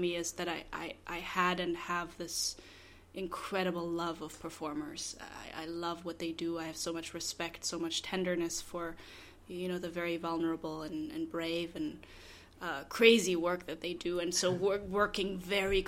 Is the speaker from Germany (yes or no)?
yes; Berlin, Germany; moved away; Which is where I'm from. I grew up in Berlin